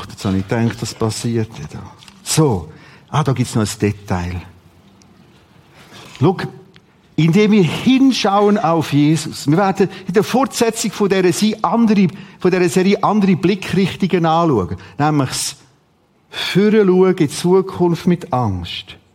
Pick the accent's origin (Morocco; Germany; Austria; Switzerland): Switzerland; Rothrist, Aargau; Ich bin aufgewachsen in Rotrist. Bis zum sechsten Schuljahr.